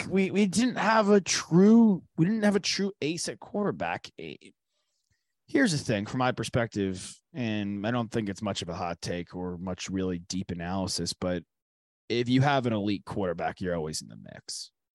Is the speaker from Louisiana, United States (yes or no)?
no; New York, United States; moved away; I'm from New York